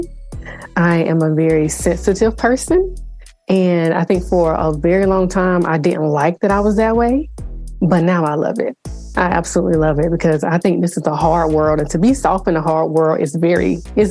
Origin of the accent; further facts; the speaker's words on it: South Carolina, United States; I'm from the South. I'm from South Carolina